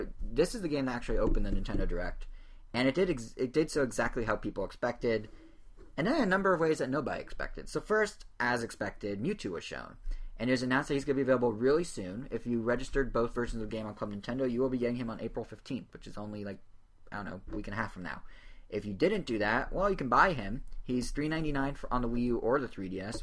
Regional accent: United States; I'm in America, and I'm an American

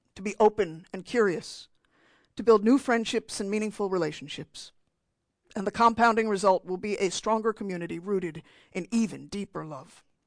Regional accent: New Jersey, United States; I'm from New Jersey

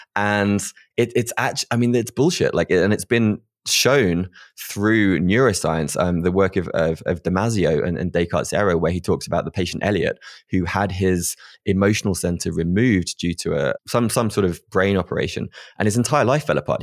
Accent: United Kingdom; being British

